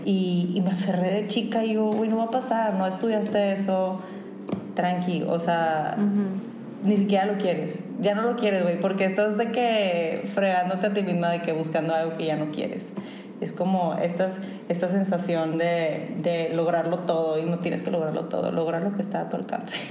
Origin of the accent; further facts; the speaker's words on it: Monterrey, Nuevo León, Mexico; somos regios